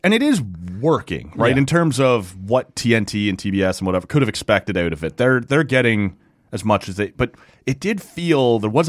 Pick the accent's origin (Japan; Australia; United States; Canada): Canada; Winnipeg, Manitoba; I'm from Winnipeg, you idiot.